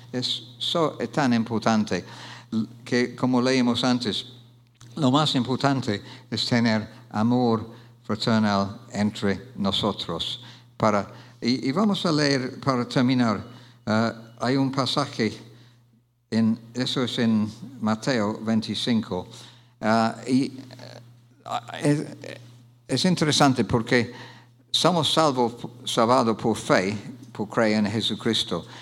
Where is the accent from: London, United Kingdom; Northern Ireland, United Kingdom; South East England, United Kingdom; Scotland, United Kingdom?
South East England, United Kingdom; Oxford; Spanish is a second language; moved away; Yo soy de Oxford Inglaterra